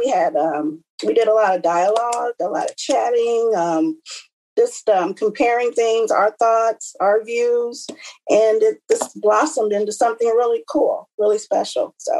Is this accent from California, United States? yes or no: no; Dayton, Ohio, United States; also born or lived in San Antonio, Texas; now in Grand Rapids, United States; I'm born and raised in Dayton, Ohio. So I consider myself this Midwest chick.